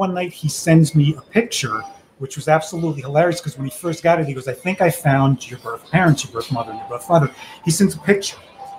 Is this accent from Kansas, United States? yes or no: no; Miami, Florida, United States; born there; I was born in Miami-Dade.